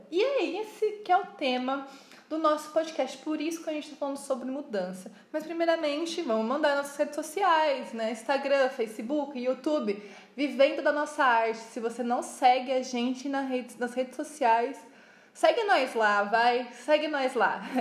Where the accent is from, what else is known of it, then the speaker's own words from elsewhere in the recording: Piracicaba, São Paulo, Brazil; now in São Paulo, Brazil; Porque, para quem não sabe, estamos morando em São Paulo, saímos do interior, saímos de Piracicaba e estamos morando aqui em São Paulo. É isso, as caipirinhas invadindo a capital.